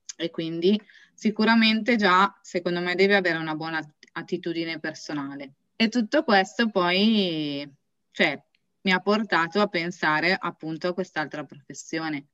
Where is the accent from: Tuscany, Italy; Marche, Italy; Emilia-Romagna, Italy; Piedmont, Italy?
Piedmont, Italy; Beura-Cardezza; vengo da Beura Cardezza